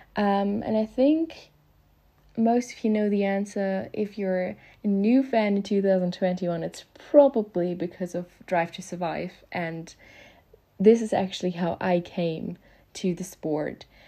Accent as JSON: {"language": "English", "country": "Germany", "second_language": "English", "said": "I'm from Germany, so please excuse my grammar or pronunciation mistakes. I am not a native speaker"}